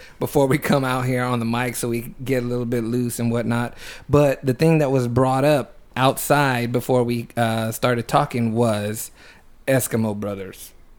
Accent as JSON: {"language": "English", "region": "New Jersey", "country": "United States", "said": "I'm from New Jersey."}